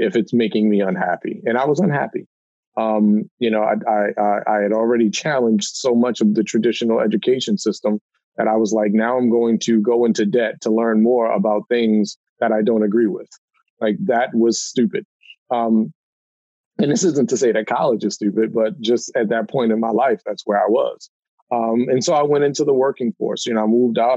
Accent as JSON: {"language": "English", "town": "Baltimore", "region": "Maryland", "country": "United States", "tie": "born or raised there", "said": "I grew up in Baltimore, uh, you know, one of the most dangerous cities in America"}